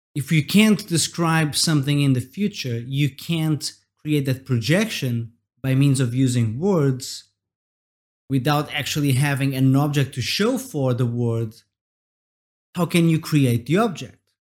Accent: Portugal; I'm from Portugal, and we have this word

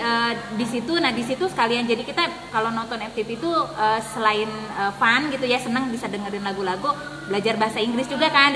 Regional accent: Majalengka, West Java, Indonesia; moved away as an adult; now in Tangerang, Indonesia; lahir di Majalengka, T K, S D, eh, sampai Aliyah

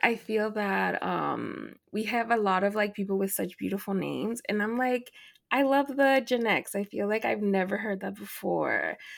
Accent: Dallas, Texas, United States; I'm from Dallas

